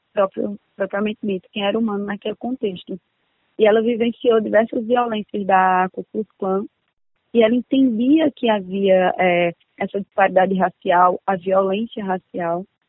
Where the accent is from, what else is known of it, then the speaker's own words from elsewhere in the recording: Campina Grande, Paraíba, Brazil; moved away as an adult; now in Aracaju, Brazil; sou de Campina Grande, da Paraíba